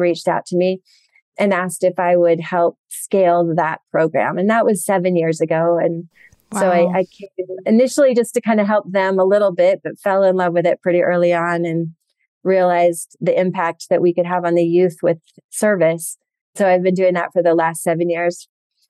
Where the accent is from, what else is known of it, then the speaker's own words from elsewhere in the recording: East Coast, United States; I grew up on the East Coast